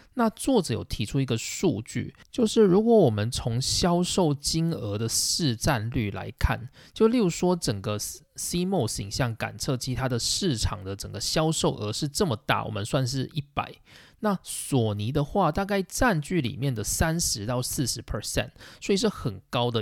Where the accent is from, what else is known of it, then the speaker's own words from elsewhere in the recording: Taiwan; 身为台湾人的我们